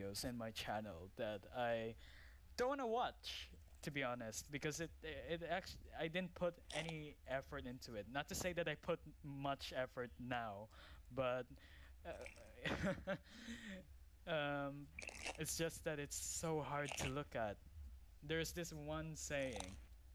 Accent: Philippines; now in United Arab Emirates; I came from Philippines, so I'm a Filipino.

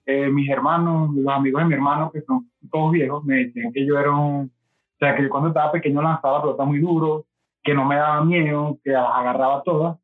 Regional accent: Barquisimeto, Lara, Venezuela; yo nací aquí en Barquisimeto, donde vivo, estaba Lara, Venezuela, y bueno, me crié aquí mismo

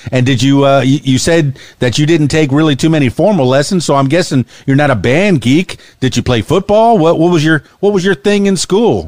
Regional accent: Miami, Florida, United States; now in Arkansas, United States; I come from Miami, Florida, and the Florida Keys

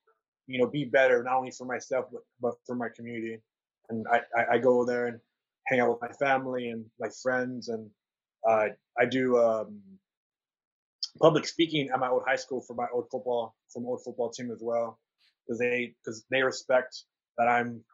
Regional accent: San Antonio, Texas, United States; now in Austin, United States; we're both from the city of San Antonio, born and raised. I was raised on the west side of San Antonio

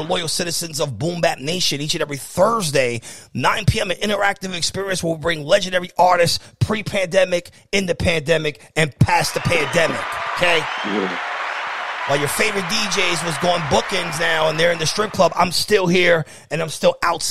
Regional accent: New York City, New York, United States; me being from the Bronx

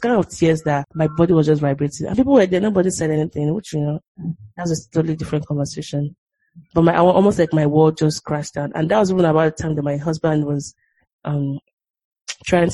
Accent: Nigeria; moved away; growing up in Nigeria and there's like on those corrugated roofs and the rain is like pelting really hard

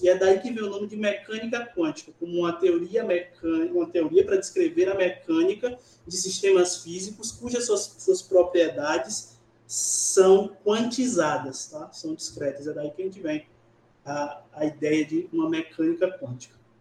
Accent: Bahia, Brazil; also born or lived in Niterói, Rio de Janeiro; now in Barreiras, Brazil; eu sou baiano da cidade de Candial, no interior da Bahia

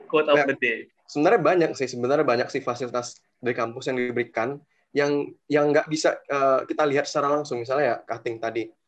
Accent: Medan, North Sumatra, Indonesia; now in Malang, Indonesia; Lebih tepatnya ya ketika awal saya masuk di UB masih mahasiswa baru, waktu itu ya kan saya asal dari Medan.

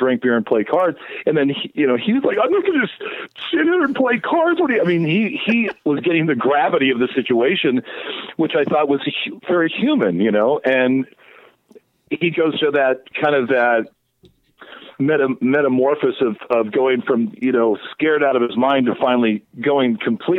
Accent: Oregon, United States; I grew up in Oregon.

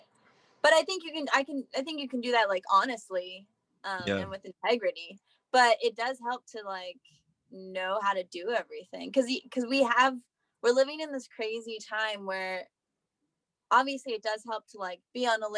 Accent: South Central Pennsylvania, United States; now in Nashville, United States; I'm from like South Central, in Gettysburg

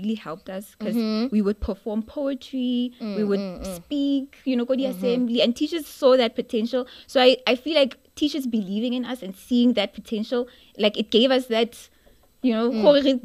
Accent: Potchefstroom, North West, South Africa; moved away as an adult; also born or lived in Johannesburg; now in Soweto, South Africa; I was born in Potchefstroom, in the Northwest.

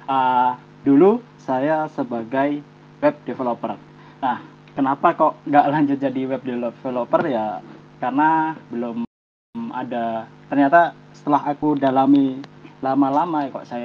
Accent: Java, Indonesia; saya orang Jawa kok

